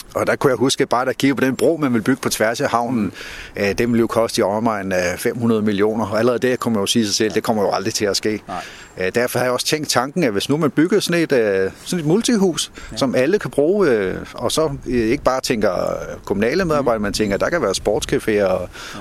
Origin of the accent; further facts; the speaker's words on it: Korsør, Zealand, Denmark; da jeg voksede op i Korsør, havde vi jo lægernes hus